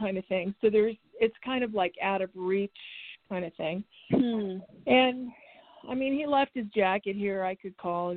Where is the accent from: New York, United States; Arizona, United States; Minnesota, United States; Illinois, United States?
Arizona, United States; Tucson; I'm from Arizona